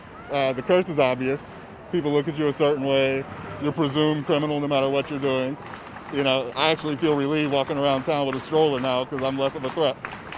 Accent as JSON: {"language": "English", "region": "the South", "country": "United States", "tie": "born or raised there", "moved": "yes", "said": "I grew up in the South, so I'm patient."}